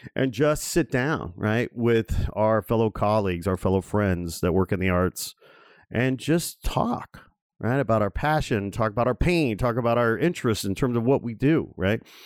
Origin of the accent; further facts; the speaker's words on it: Chicago, Illinois, United States; moved away as an adult; now in Los Angeles, United States; I'm born and raised in uh, in and around the flyover city of Chicago.